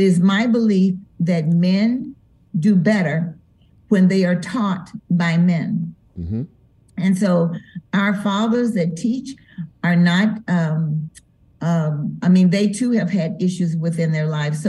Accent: Denver, Colorado, United States; moved away as an adult; now in Memphis, United States; we're from Denver, so I'm accustomed to there being a lot of snow

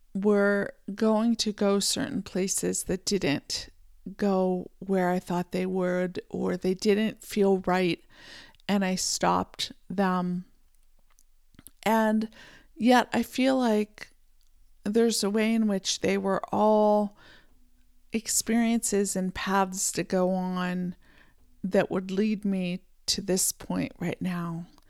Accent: Pennsylvania, United States; I was born in Pennsylvania in the United States, and I, uh, grew up, uh, riding horses

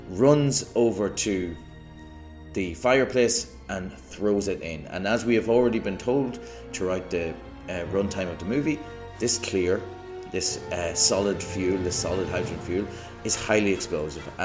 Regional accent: Ireland; as again an Irish person

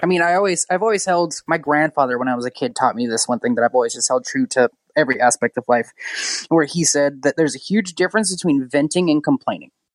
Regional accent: Yuba City, California, United States; moved away as an adult; also born or lived in Raleigh, North Carolina; my hometown of Yuba City, California

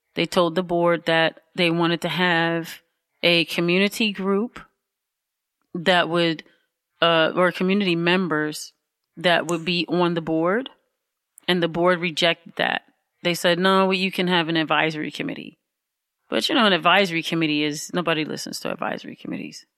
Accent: Highland Park, Michigan, United States; now in Detroit, United States; I was born in Highland Park. Mm-hmm, Highland Park Hospital

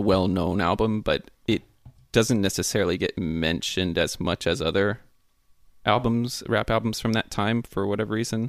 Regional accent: Atlanta, Georgia, United States; also born or lived in Florida; even though I grew up around Atlanta.

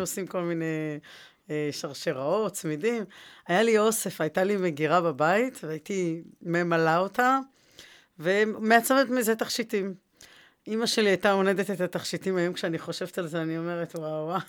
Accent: Jerusalem, Jerusalem District, Israel; moved away as an adult; now in Rishon LeZion, Israel; אני ירושלמית

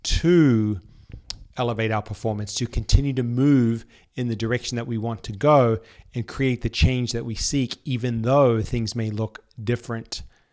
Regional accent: New Zealand; moved away as an adult; now in Sydney, Australia; I had lived in Sydney for 7 years prior to this. I moved over from New Zealand for uni

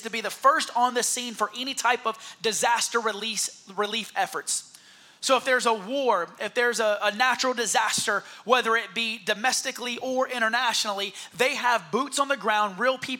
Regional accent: Heath Springs, South Carolina, United States; moved away; But I'm really from Heath Springs, South Carolina.

